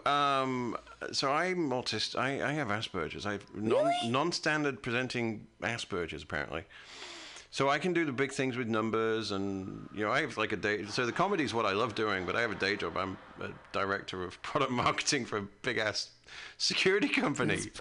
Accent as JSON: {"language": "English", "country": "United Kingdom", "moved": "yes", "lives_now": "United States", "said": "I'm from a British country. I'm from Great Britain"}